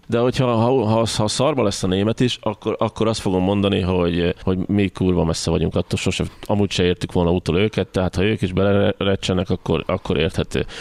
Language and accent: Hungarian; Hungary; magyarként hogyan élünk egymással